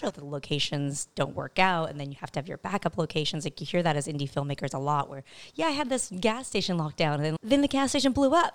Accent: El Cajon, California, United States; moved away; Eastern San Diego is a place called El Cajon, California

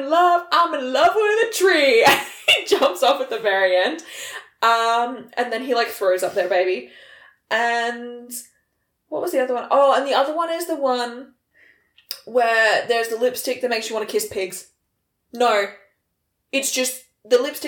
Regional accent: Australia

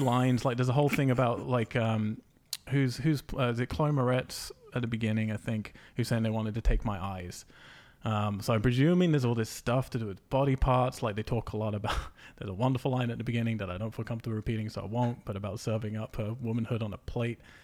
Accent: England, United Kingdom; I'm English

